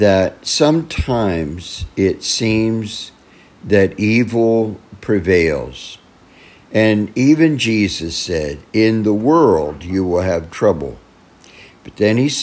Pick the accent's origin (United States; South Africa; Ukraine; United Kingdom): United States; my fellow American Christians